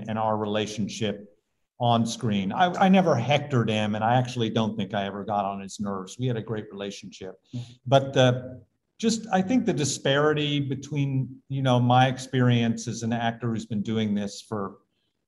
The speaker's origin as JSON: {"language": "English", "region": "Oklahoma", "country": "United States", "tie": "born or raised there", "said": "I grew up in Oklahoma."}